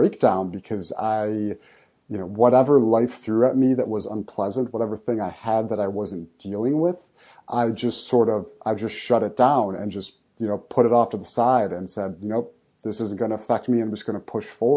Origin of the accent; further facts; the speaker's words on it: Buffalo, New York, United States; I'm from Buffalo, New York, and it's a very blue collar city